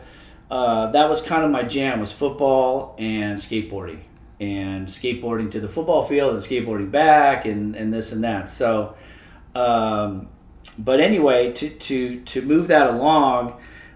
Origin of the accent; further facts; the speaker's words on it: Los Angeles, California, United States; now in Newport Beach, United States; I grew up in Woodland Hills.